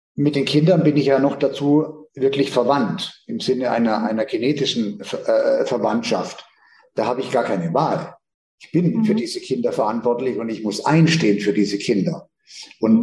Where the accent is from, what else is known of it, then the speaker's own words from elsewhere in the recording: Northern Germany, Germany; ich stamme ja aus dem Hohen Norden